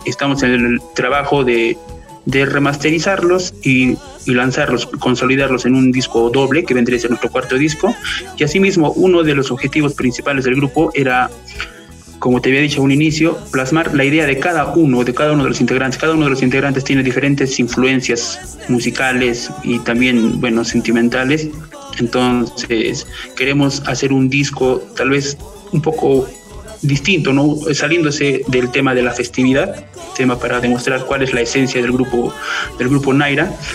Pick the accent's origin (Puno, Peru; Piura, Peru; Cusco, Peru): Puno, Peru; Juli; yo también de, de Juli, de la, provincia de Chucuito